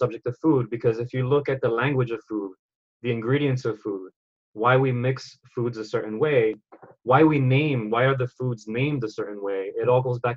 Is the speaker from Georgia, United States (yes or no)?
no; New York City, New York, United States; I'm a kid from the Bronx. Born and raised